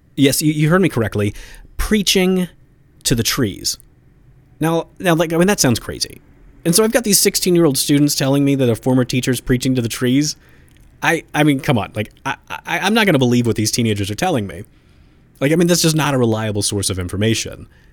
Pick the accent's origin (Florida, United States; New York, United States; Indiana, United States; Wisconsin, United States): Indiana, United States; my home state of Indiana